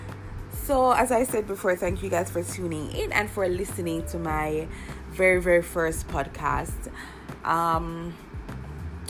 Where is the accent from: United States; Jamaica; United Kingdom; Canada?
Jamaica; I'm Jamaican, by the way. So, of course, you will be hearing a little patois